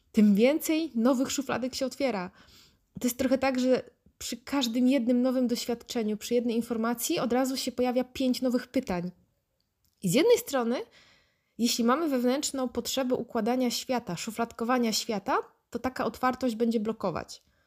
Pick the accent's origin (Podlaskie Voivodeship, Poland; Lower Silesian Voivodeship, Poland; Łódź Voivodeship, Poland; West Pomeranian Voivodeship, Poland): Lower Silesian Voivodeship, Poland; Wrocław; jestem z Wrocławia, mm, miałam chrzest